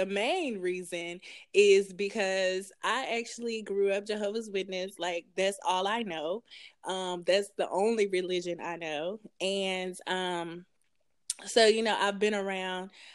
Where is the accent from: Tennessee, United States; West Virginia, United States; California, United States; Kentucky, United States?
Tennessee, United States; Ripley; also born or lived in Jackson, Tennessee; I grew up in Ripley, Tennessee, which is like super small. And then I moved to Jackson, Tennessee for my high school years